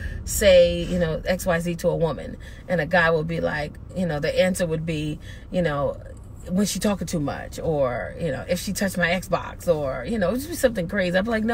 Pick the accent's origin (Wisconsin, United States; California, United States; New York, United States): New York, United States; New York City; I grew up in the South Bronx in New York.